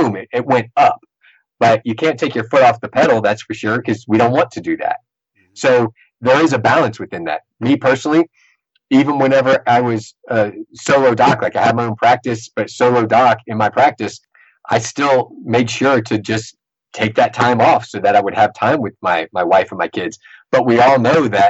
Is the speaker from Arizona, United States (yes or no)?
no; Sportsman's Paradise, Louisiana, United States; we're from Sportsman in Paradise